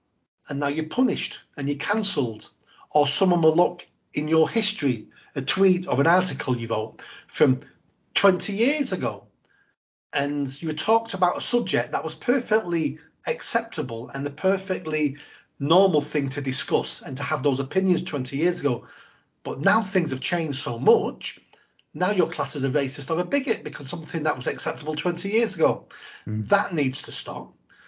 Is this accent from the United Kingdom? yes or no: yes; England, United Kingdom; And we're too good as English people to be beggars.